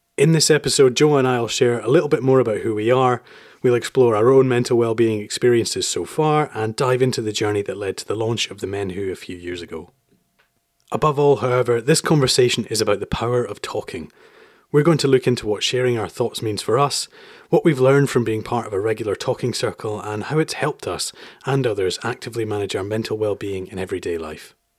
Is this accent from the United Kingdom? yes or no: yes; Edinburgh, Scotland, United Kingdom; moved away as an adult; also born or lived in London; I'm from Edinburgh. I lived for London in ten years